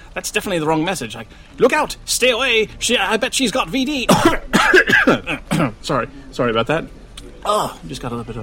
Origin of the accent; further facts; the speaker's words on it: Wichita, Kansas, United States; my hometown of Wichita, Kansas